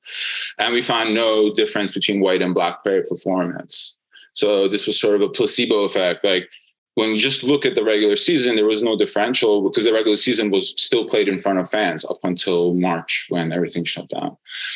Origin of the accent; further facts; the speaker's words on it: New York, United States; I'm a Knicks fan, and I'm a New Yorker as well.